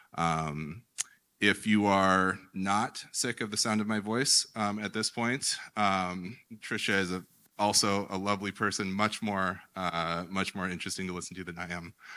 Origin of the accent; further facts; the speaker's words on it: United States; as an American male